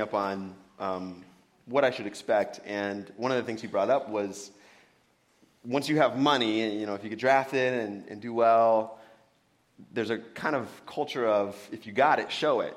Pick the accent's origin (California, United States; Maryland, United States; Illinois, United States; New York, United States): California, United States; Benicia; also born or lived in Santa Monica, California; born and raised in California. Born in Santa Monica, but uh, moved up here when I was young. Went to Joe Henderson Elementary.